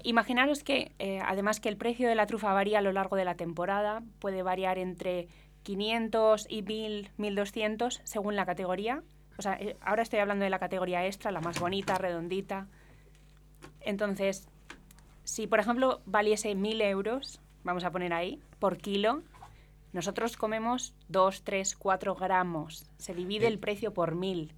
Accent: Spain; en España tenemos el quejigo también

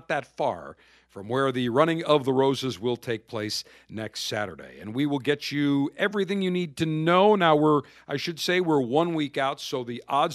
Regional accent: Buffalo, New York, United States; when I grew up in Buffalo and in New York State

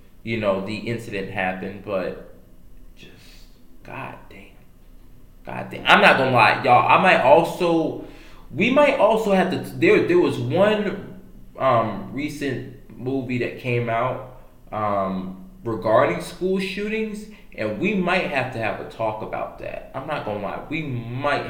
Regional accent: Fort Myers, Florida, United States; moved away; I'm gonna be going back to my city, Fort Myers

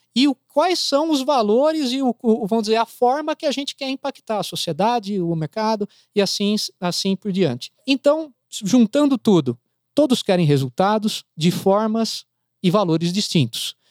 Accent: Brazil; eu sou brasileiro.

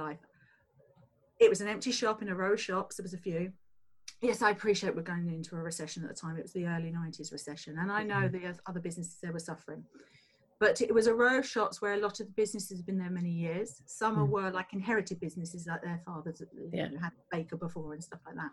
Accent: Tunbridge Wells, South East England, United Kingdom; I came from a council estate in Tunbridge Wells

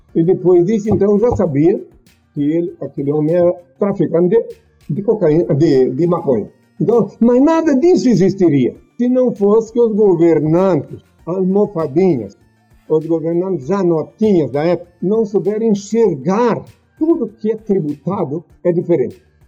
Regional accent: Blumenau, Santa Catarina, Brazil; moved away; na minha juventude Naquele tempo, lá em Blumenau, lá no litoral catarinense

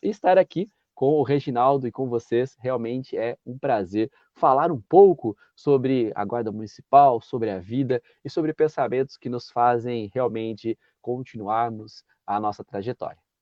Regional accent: Santa Bárbara d'Oeste, São Paulo, Brazil; eu sou natural de Santa Bárbara do Oeste, que é interior de São Paulo

